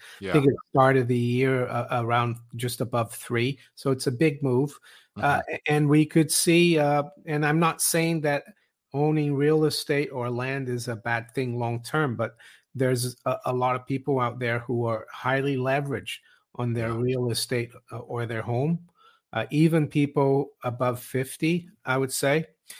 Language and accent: English; Switzerland; moved away as an adult; I was surprised when I moved here in my 20s, 30 years ago. I was from Switzerland. In Switzerland, back then it was different.